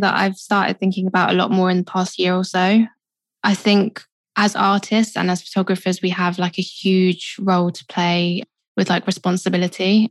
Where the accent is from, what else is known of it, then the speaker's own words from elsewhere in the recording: London, United Kingdom; I grew up in Southeast London. Kind of moved a little bit further in, so I'm kind of still South London. But yeah, born and raised.